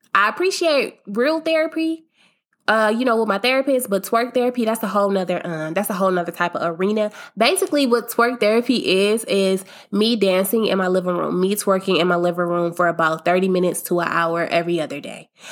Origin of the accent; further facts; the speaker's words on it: Akron, Ohio, United States; I'm from Akron, Ohio